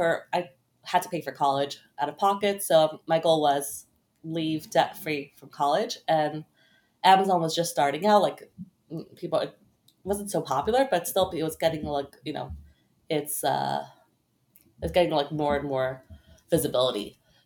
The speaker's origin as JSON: {"language": "English", "town": "Brooklyn", "region": "New York", "country": "United States", "tie": "born or raised there", "said": "Yep, in Brooklyn."}